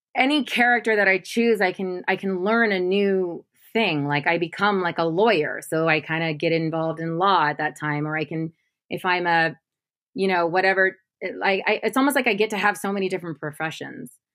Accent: Modesto, California, United States; moved away; I'm from Modesto, California, which is like you know, there's just not much art there.

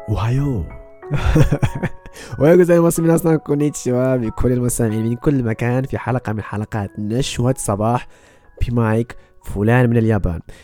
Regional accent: Morocco; now in Okinawa, Japan; أنا بودكاستر مغربي مقيم في اليابان، متزوج من يابانية.

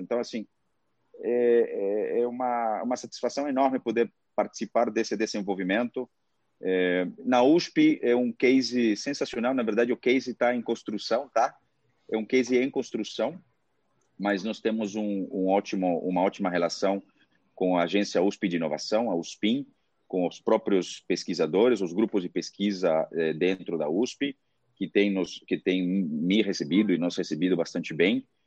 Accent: Peru; Portuguese is a second language; also born or lived in Boston, United States; now in Brazil; nasci no Peru, morei 11 anos nos Estados Unidos e agora estou no Brasil há quase 16 anos

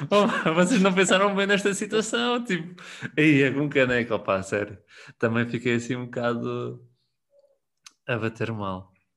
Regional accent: Tomar, Centro, Portugal; eu sou de Tomar e fazia muitas vezes viagem de Tomar-Lisboa

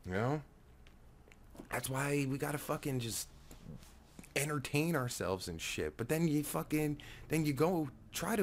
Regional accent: New Jersey, United States; I'm from Jersey

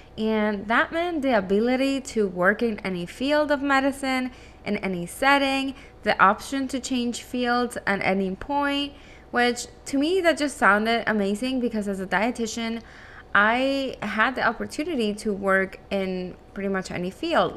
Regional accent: Caracas, Capital District, Venezuela; first language Spanish; English is a second language; moved away as an adult; also born or lived in Miami, United States; now in United States; I am originally from Venezuela. I was born and raised in Caracas, and that means my native language is actually Spanish, and English is my second language.

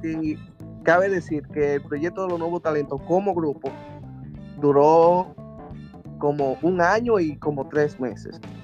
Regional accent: Villa Montellano, Puerto Plata, Dominican Republic; moved away as an adult; now in New York, United States; vengo del municipio Villa Montellano, provincia de Puerto Plata, nacido, nacido y criado en Puerto Plata

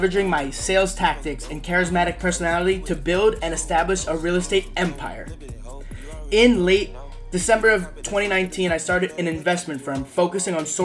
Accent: Coral Springs, Florida, United States; I was born in Coral Springs, Florida

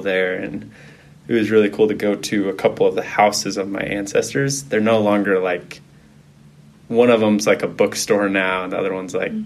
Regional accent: Highland, Utah, United States; also born or lived in BYU Idaho; I grew up in Highland, Utah, not too far from here

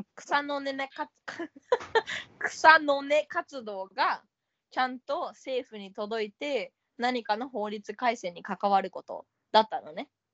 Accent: Sapporo, Hokkaido, Japan; moved away; 私が札幌にいた時に高校3年生の時に

